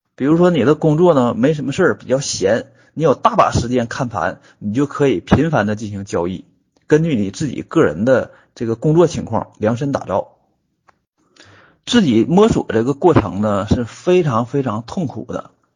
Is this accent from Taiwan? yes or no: no; Northeast China, China; accent: Northeastern (Dongbei) dialect; 我们东北话